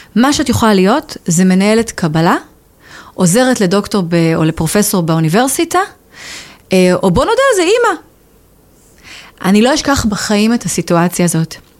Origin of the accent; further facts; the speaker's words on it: Israel; accent: Israeli; moved away as an adult; also born or lived in England; now in United Kingdom; אני גדלתי בישראל